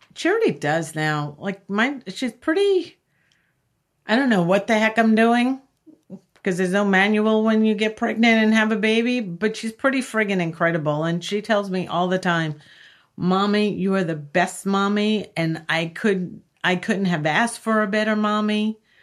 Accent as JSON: {"language": "English", "area": "Long Island", "region": "New York", "country": "United States", "tie": "born or raised there", "said": "I grew up in Long Island"}